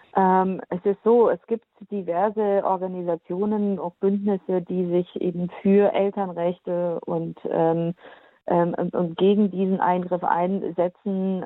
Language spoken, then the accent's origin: German; Germany; bei uns in Deutschland